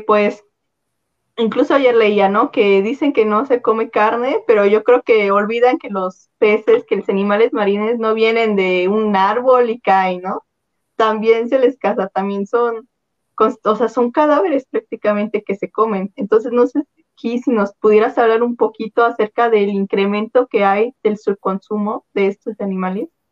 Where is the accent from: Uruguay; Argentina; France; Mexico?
Mexico; central Mexico; somos mexicanos, ah, nosotros casi no consumimos peces, ¿no? Nosotros casi no consumimos, o por lo menos aquí en el centro del país